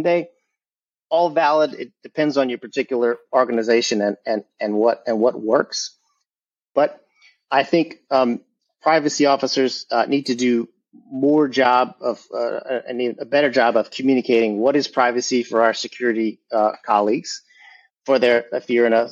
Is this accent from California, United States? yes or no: no; Louisiana, United States; also born or lived in New Orleans; born and raised in Louisiana